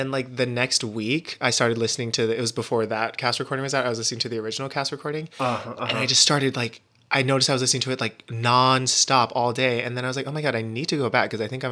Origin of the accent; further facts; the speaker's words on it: Hawaii, United States; I grew up in Hawaii